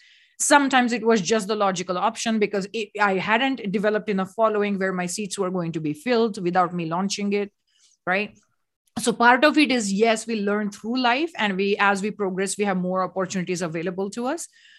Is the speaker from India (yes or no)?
yes; India; moved away; I come from India